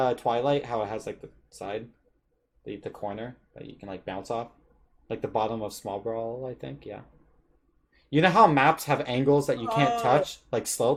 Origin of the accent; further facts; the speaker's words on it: Toronto, Ontario, Canada; moved away; we're from Toronto